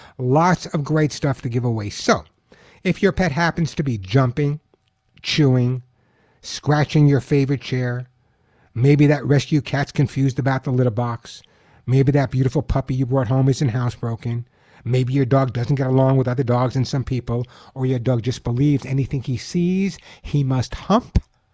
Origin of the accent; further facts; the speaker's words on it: Long Island, New York, United States; now in Santa Monica, United States; I grew up on Long Island. I know you'd never know. You'd think I grew up somewhere in Nebraska, but I grew up on Long Island. I guess I lost my accent.